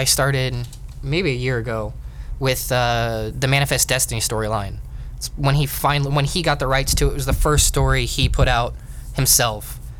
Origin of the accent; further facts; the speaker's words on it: Southern California, United States; born and raised in Southern California.